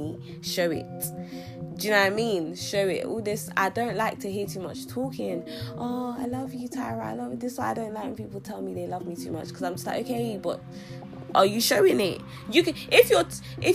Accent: London, United Kingdom; also born or lived in Sierra Leone; I was born here in London, but I stayed the first 6 years of my life. I lived the first 6 years of my life in Sierra Leone. Then I came back to London. I arrived back to London on my 7th birthday, and since then I've been living in London.

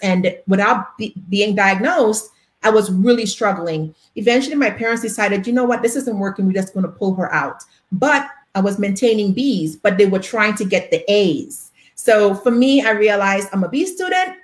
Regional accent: Trinidad & Tobago; I am from Trinidad and Tobago in the Caribbean

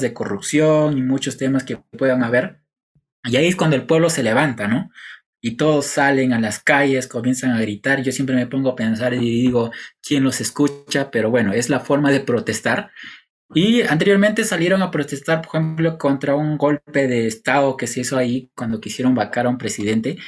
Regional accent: Peru; cumplimos como ciudadanos peruanos

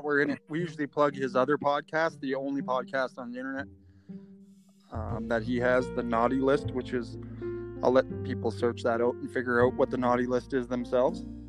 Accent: Edmonton, Alberta, Canada; we're from Edmonton, Alberta, Canada

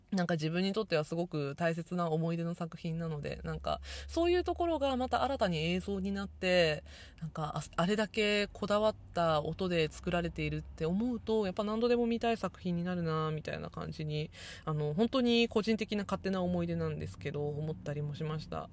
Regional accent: Nagasaki, Japan; born or raised there

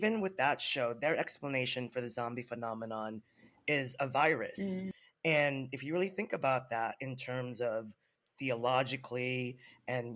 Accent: Philippines; being a Filipino

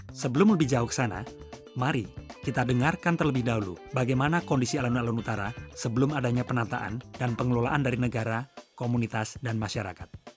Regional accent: Yogyakarta, Special Region of Yogyakarta, Indonesia; kita warga Yogyakarta

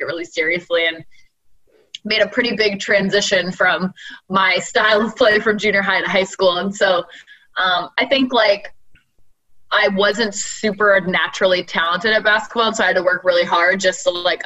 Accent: Halifax, Nova Scotia, Canada; moved away as an adult; now in Toronto, Canada; I was born and raised in Halifax, Nova Scotia. I moved to Toronto like right when I graduated university

